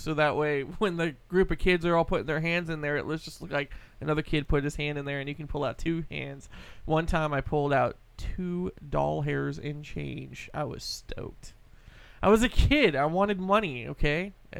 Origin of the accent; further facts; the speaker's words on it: El Dorado Hills, California, United States; I grew up in Eldorado Hills